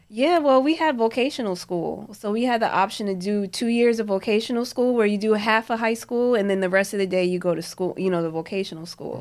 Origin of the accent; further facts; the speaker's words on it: New Jersey, United States; moved away; Growing up in Jersey, like, I would always wanna, like, my cousins back up at home, in, in Jersey, up in Newark